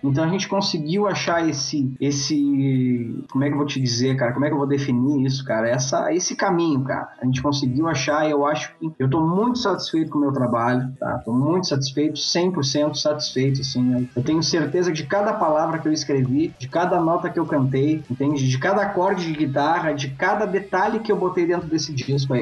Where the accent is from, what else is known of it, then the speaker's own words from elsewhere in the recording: Pelotas, Rio Grande do Sul, Brazil; na minha cidade que eu, que, eu, que eu nasci, em Pelotas, Rio Grande do Sul